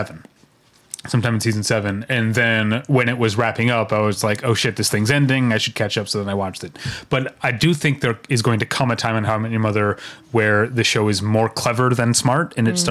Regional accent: Philadelphia, Pennsylvania, United States; now in Atlanta, United States; Because I'm originally from Philadelphia, living in Atlanta.

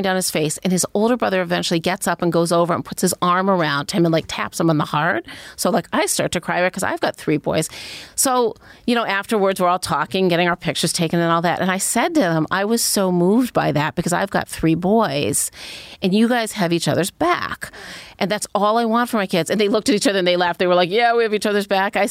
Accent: Cleveland, Ohio, United States; I grew up in Cleveland

